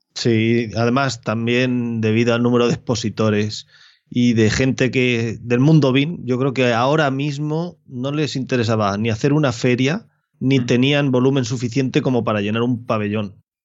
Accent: Albacete province, Castilla-La Mancha, Spain; mi provincia ni a mi pueblo

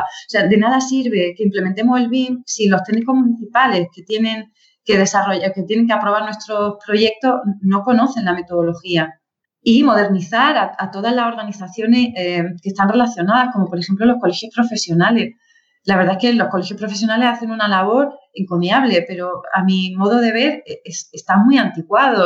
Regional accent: Andalusia, Spain; moved away as an adult; also born or lived in Granada; now in Madrid, Spain; yo soy andaluza también

